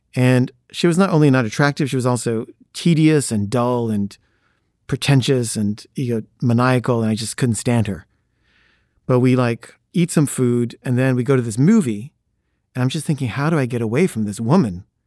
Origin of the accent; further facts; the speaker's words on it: Los Angeles, California, United States; "Where'd you grow up?" And I say, "L A."